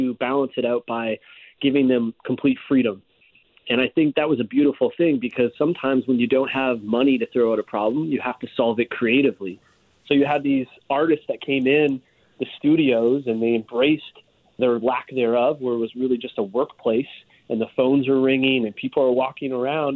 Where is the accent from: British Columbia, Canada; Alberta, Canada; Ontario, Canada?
Ontario, Canada; Hamilton; I grew up in Hamilton, a slightly larger city than you did